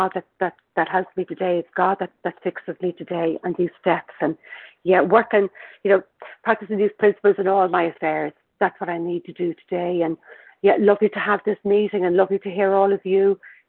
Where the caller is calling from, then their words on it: Dublin, Leinster, Ireland; I'm calling from Dublin in Ireland